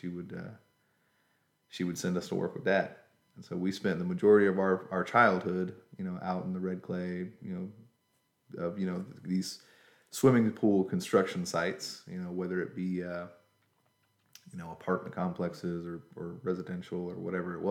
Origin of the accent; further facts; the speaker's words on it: Griffin, Georgia, United States; also born or lived in Pike County, Georgia / Covington, Georgia; born in Spalding County, Georgia, Griffin. Raised more or less in the Griffin area. We did move when I was in my early teenage years to Pike County, Georgia